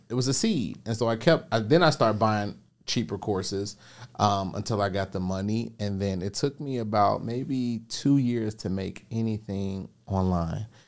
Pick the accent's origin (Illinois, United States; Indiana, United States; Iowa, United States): Illinois, United States; Chicago; I grew up on the south side of Chicago